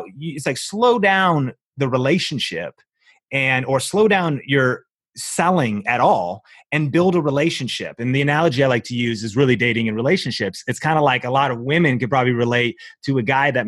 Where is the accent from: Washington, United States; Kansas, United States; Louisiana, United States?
Washington, United States; Seattle; moved away; I came from Seattle, grew up in Seattle with my wife and I.